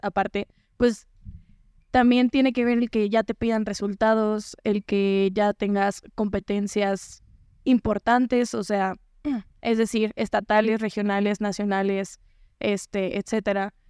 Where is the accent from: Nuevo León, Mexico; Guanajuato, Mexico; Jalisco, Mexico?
Jalisco, Mexico; Zapotlanejo; Acutlanejo es mi pueblo